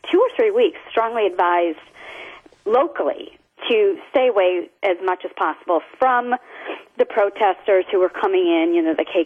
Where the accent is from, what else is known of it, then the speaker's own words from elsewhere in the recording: the North, United States; now in Charlottesville, United States; me being a transplant and growing up in the North